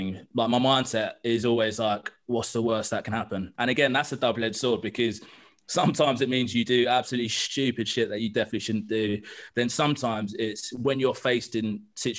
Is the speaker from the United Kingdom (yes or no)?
yes; London, United Kingdom; I grew up in East London on the borderline of Essex